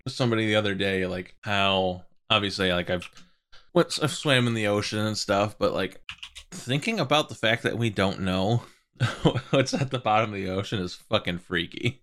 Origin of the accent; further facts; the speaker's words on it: East Coast, United States; We're all from East Coast. Like, grew up not super close to the water